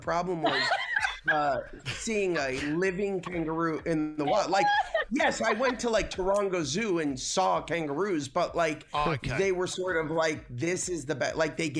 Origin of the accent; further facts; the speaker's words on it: United States; Yeah, we also have a saying in America that's similar, and it's keep 10 feet away.